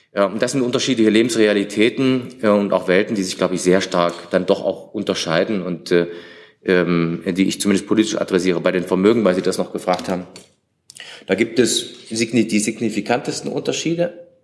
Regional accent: Thuringia, Germany; das sage ich als Thüringer

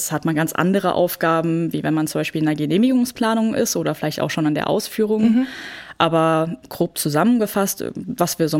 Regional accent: Frankfurt, Hesse, Germany; Ja, genau. Ich bin gebürtige Frankfurterin.

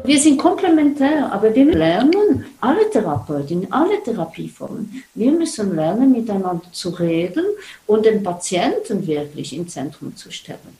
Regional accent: Switzerland; bei uns in der Schweiz

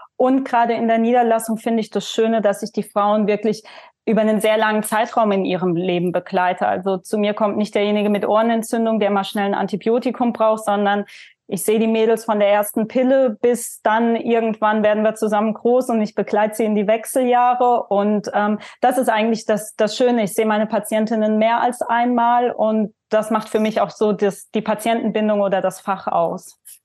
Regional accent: Leimen, Baden-Württemberg, Germany; also born or lived in Heidelberg / Mannheim; die ist 1989 in Heidelberg geboren. Ähm, bin dann in der Nähe in einer Kleinstadt in Leimen aufgewachsen

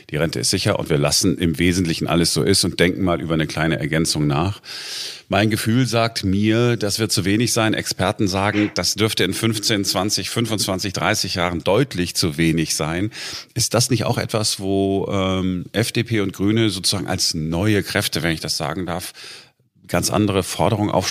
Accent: Duisburg, North Rhine-Westphalia, Germany; Wenn ich, ich bin in Duisburg groß geworden und wenn ich da jetzt mal zu Besuch bin

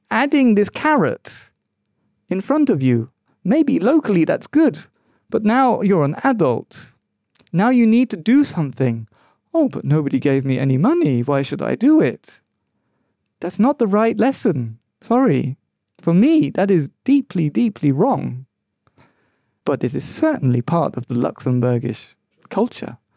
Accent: London, United Kingdom; I grew up in London where there were all races, all nationalities, and we all mixed along

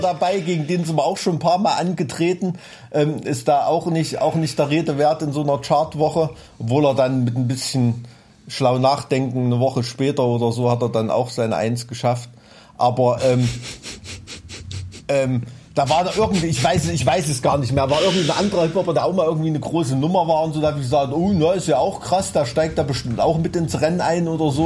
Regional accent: Thuringia, Germany; unser dunkler Schatten als Thüringer Kulturbotschafter

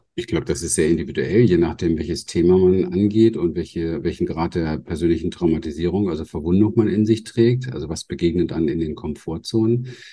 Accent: Berlin, Germany; moved away; ich bin im Hinterhof von Berlin aufgewachsen

